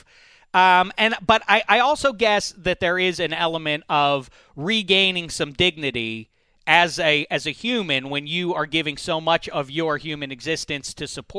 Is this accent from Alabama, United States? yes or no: no; Keystone State, Pennsylvania, United States; we're all from the Keystone State